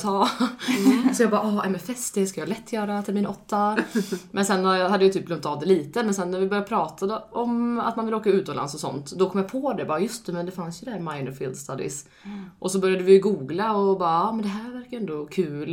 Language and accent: Swedish; Alingsås, Västra Götaland, Sweden; moved away; jag är från Allingsås